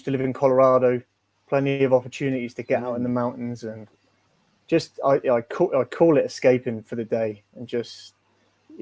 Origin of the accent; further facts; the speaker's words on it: England, United Kingdom; moved away as an adult; now in Edmonton, Canada; for being English